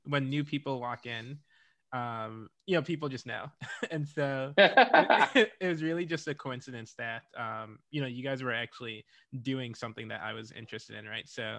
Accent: Rochester, New York, United States; my parents are from Ghana and Jamaica, and I grew up in Rochester, New York

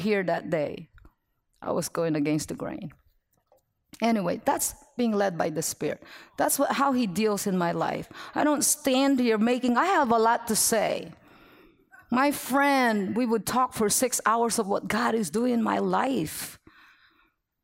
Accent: Philippines; moved away; I'm Filipino

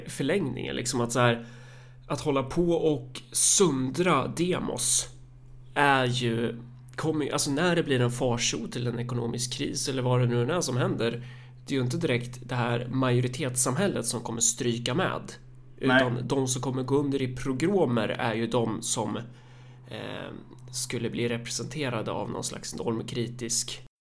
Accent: Sweden; Alltså hur det söndrar oss som, som liksom svenskar.

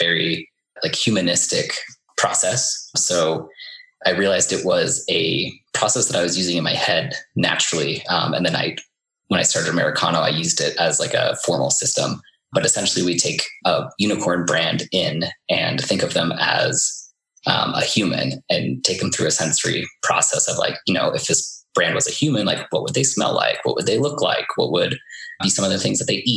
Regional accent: Iowa, United States; moved away as an adult; also born or lived in New York City; I'm from Iowa originally.

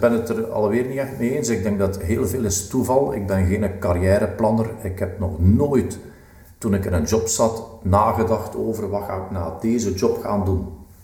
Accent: West Flanders, Belgium; ik ben een West-Vlaming

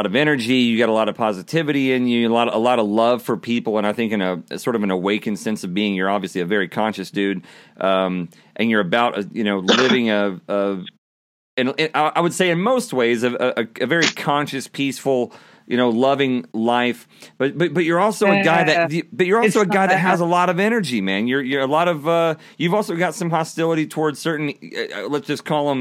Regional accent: Texas, United States; I'm from Texas

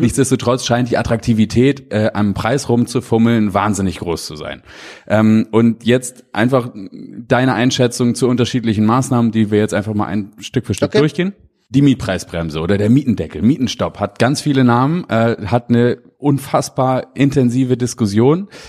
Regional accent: Hamburg, Germany; Ich komme nun aus Hamburg, wir sitzen hier in Köln

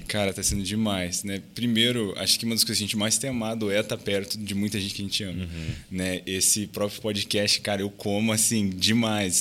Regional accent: Brazil; moved away; also born or lived in United States

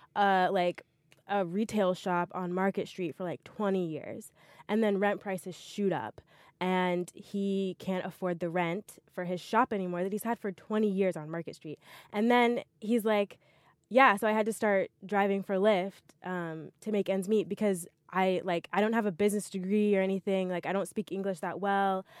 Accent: Montgomery, Alabama, United States; moved away; I'm from Montgomery, Alabama

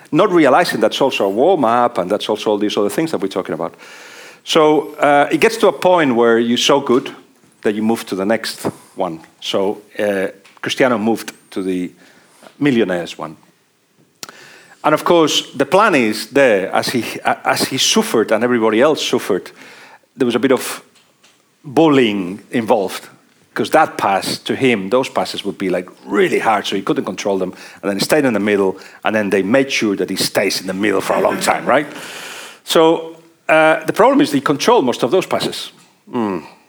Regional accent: Barcelona, Catalonia, Spain; moved away as an adult; also born or lived in Liverpool, England; I'm from Barcelona

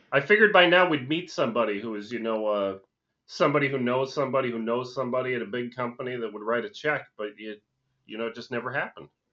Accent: Scranton, Pennsylvania, United States; where I grew up, It was, uh, you, you guys may have even heard of the town. It was up in, uh, Scranton, Pennsylvania

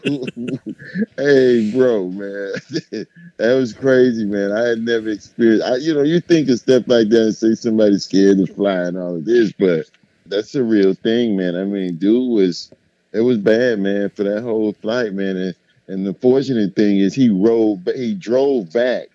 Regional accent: Miami, Florida, United States; I'm from Miami

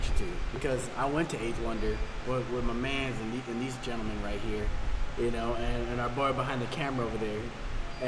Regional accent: El Paso, Texas, United States; moved away; I'm from El Paso, Texas

